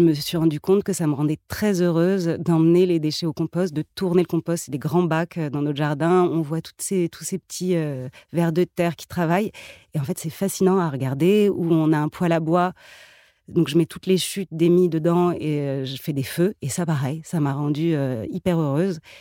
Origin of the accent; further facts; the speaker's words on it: Paris, Île-de-France, France; moved away as an adult; now in Fontainebleau, France; je suis je, suis née à Paris et j'ai grandi à Paris